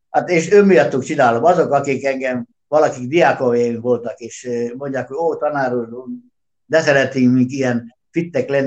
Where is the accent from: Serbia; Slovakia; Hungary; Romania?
Serbia; Subotica, Vojvodina; Gyerekek, én Szabadkát nem hagytam el soha, itt születtem, itt élek most is, és a határokat nem én szabtam meg. Úgyhogy én délvidéki magyar vagyok